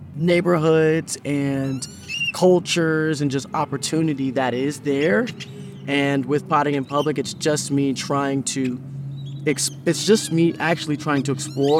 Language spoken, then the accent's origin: English; Phoenix, Arizona, United States; now in Los Angeles, United States; And I've learned to appreciate it in because when I come from Phoenix.